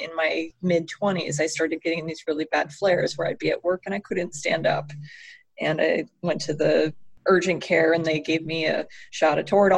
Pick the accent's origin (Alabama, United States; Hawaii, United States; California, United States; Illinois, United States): California, United States; also born or lived in Montana; now in Minnesota, United States; I am originally from California. I lived in Montana. I live in Minnesota now.